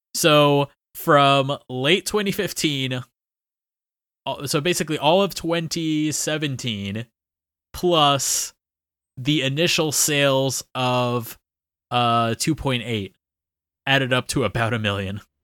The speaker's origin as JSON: {"language": "English", "region": "Florida", "country": "United States", "moved": "as an adult", "lives_now": "Nagasaki, Japan", "said": "flying back home"}